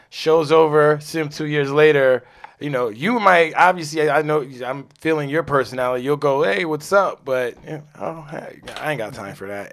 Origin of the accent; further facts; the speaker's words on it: New York, United States; I'm a New Yorker